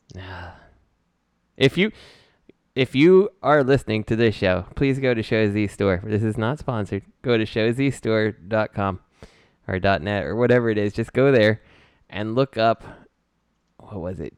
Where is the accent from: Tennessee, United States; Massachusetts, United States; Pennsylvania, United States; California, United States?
Pennsylvania, United States; Philadelphia; I'm Philadelphia